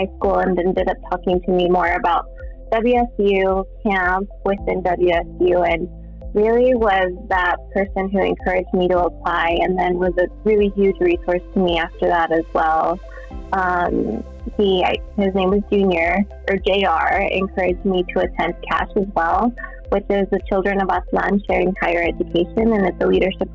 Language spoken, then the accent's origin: English; Quincy, Washington, United States; I grew up in a very small town in Central Washington. I grew up in Quincy.